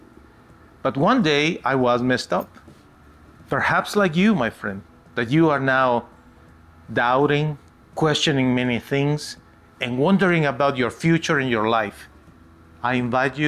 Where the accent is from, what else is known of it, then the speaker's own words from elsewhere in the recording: United States; my country, the United States of America. I am an American citizen